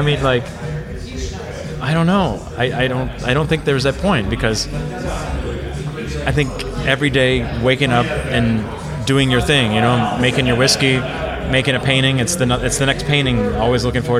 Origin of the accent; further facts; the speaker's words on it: North Dakota, United States; moved away; I'm a farm kid from North Dakota growing up turning dirt.